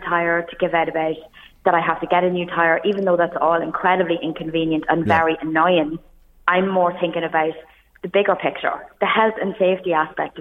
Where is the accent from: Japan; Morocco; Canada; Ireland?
Ireland; I was in RD, my hometown, on Saturday night